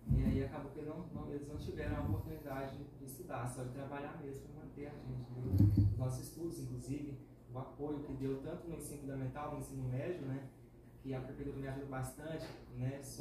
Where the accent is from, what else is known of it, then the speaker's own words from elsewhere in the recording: Alto Horizonte, Goiás, Brazil; also born or lived in Goiânia; desde quando eu nasci aqui em Alto Horizonte é, morei na zona rural até 2013, depois eu vim aqui para a cidade, é, morei aqui dois anos e concluí o ensino médio, eu tive para Goiânia, cursar a faculdade de Engenharia Civil, né? fiquei por lá cinco anos